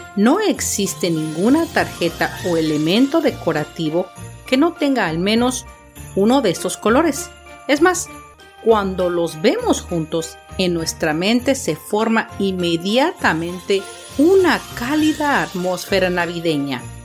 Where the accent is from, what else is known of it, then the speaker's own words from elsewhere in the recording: Mexico; nuestro país